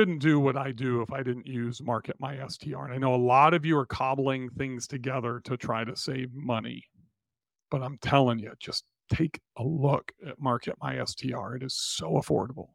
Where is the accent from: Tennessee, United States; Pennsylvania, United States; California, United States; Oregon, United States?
Tennessee, United States; Nashville; my hometown of Nashville, Tennessee